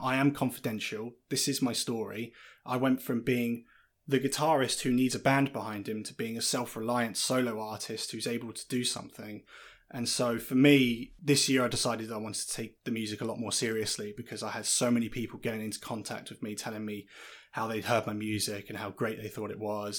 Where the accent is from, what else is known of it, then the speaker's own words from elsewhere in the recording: Lincolnshire, East Midlands, United Kingdom; now in Brighton, United Kingdom; I spent a large part of my time growing up in Lincolnshire